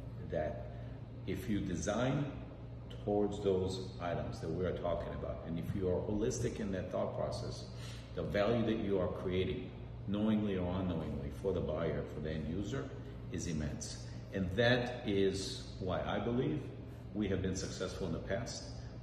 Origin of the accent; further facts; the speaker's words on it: Minneapolis, Minnesota, United States; I grew up in Minneapolis, Minnesota